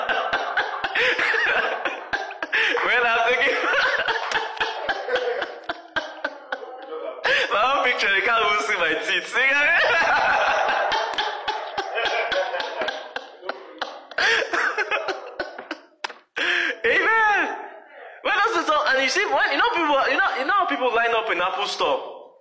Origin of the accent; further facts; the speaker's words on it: Nigeria; moved away as an adult; when I was coming from Nigeria